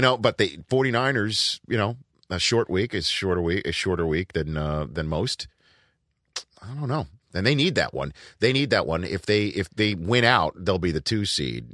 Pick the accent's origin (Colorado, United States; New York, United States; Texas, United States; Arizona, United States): New York, United States; I'm a New Yorker